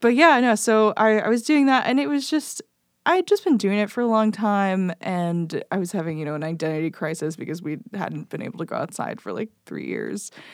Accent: Belleville, Illinois, United States; moved away as an adult; also born or lived in Decatur, Illinois; now in Chicago, United States; I grew up in, um, Belleville, Illinois, which is, like, right next to Saint Louis

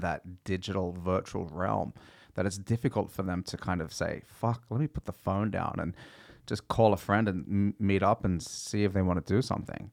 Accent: Australia; moved away; I grew up in Australia

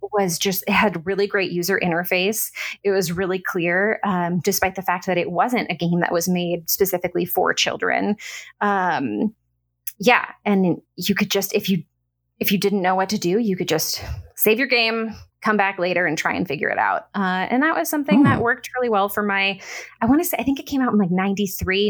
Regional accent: Orange County, California, United States; moved away as an adult; also born or lived in Portland / Bay Area; now in Los Angeles, United States; I grew up not far from here in Orange County

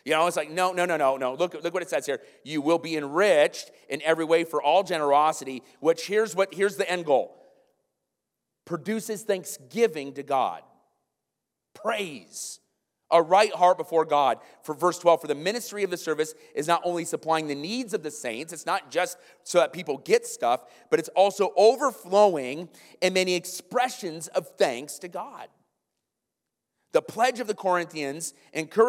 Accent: Iowa, United States; moved away; I'm from Iowa

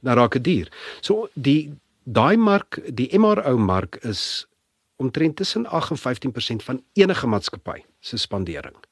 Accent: Pretoria, Gauteng, South Africa; also born or lived in Europe; Ek's gebore in Pretoria, skool gegaan Linwood Laerskool, Menepark Hoërskool

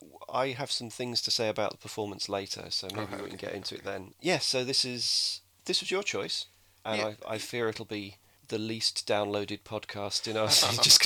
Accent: England, United Kingdom; because I'm English.

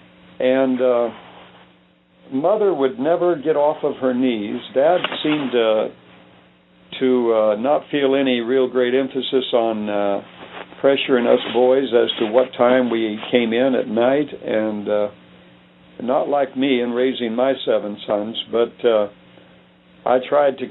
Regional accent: Phoenix, Arizona, United States; also born or lived in Livingston, Montana; In 1944, we moved down during the war into Phoenix, Arizona, and that's where I grew up

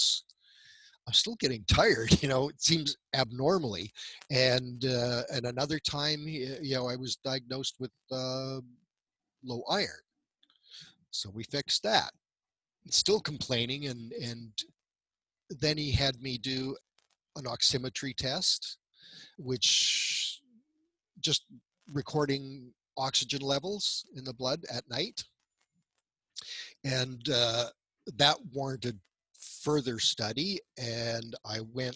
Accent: central Alberta, Canada; I was born in central Alberta into a big family.

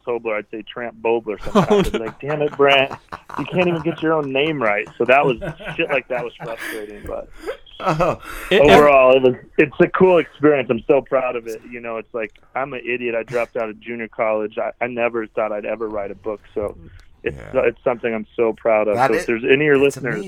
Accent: Cheyenne, Wyoming, United States; now in Denver, United States; I'm doing a big show in Cheyenne, Wyoming. I just that's my hometown.

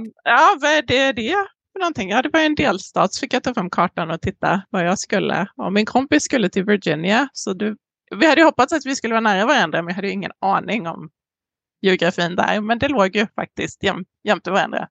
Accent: Emmaboda, Kalmar County, Sweden; moved away as an adult; also born or lived in San Diego, California, United States; now in Southern California, United States; litet samhälle i Småland växte jag upp

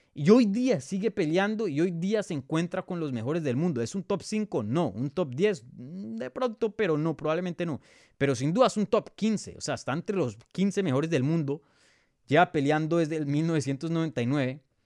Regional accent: Bogotá, Colombia; now in United States; yo soy de Bogotá, yo soy nacido, criado en Bogotá, pero hoy día vivo en los Estados Unidos

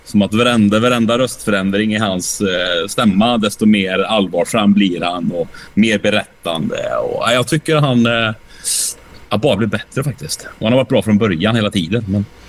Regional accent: Åmål, Västra Götaland, Sweden; Åmål, där jag kommer ifrån

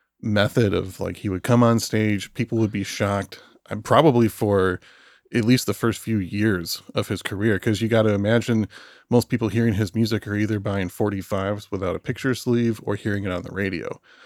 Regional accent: Michigan, United States; moved away; also born or lived in Philadelphia; I was born in Michigan

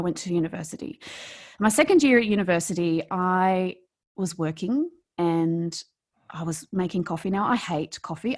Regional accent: New South Wales, Australia; accent: Australian; moved away as an adult; now in Melbourne, Australia; I grew up in rural Australia, um, not in Victoria, I grew up in New South Wales, and on a farm, and I lived in a really small town. And I'd lived there all my life.

